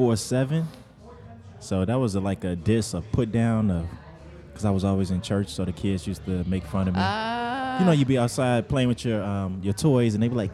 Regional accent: Gary, Indiana, United States; I'm from Gary, Indiana.

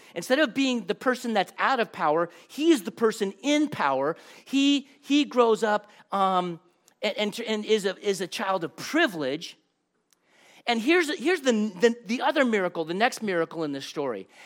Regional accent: Los Angeles, California, United States; I grew up in Los Angeles

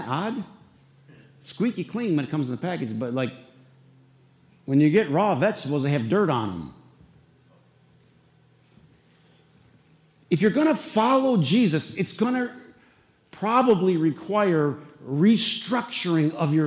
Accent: Flint, Michigan, United States; we were in Flint, there was what, 1, 2, 3, 4 boys and 3 girls.

